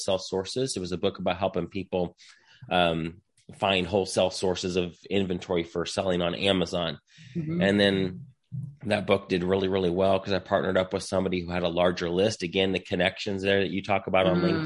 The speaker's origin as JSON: {"language": "English", "region": "Indiana", "country": "United States", "moved": "as an adult", "lives_now": "Texas, United States", "said": "So I'm from Indiana originally. I live here in Texas now. I moved to Texas in 2008."}